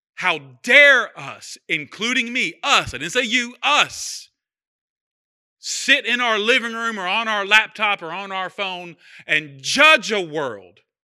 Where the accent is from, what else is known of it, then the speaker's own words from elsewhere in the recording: United States; we're American.